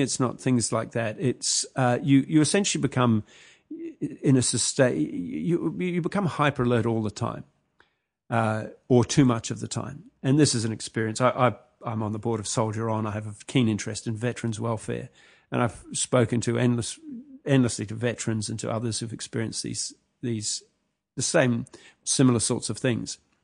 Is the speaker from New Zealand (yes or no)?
yes; New Zealand; moved away; also born or lived in Sri Lanka; I grew up in New Zealand